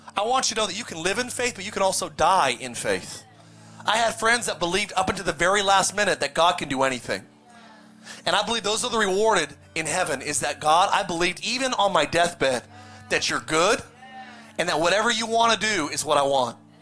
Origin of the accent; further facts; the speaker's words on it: Palmdale, California, United States; also born or lived in Lancaster, California; growing up in Palmdale in Lancaster, California.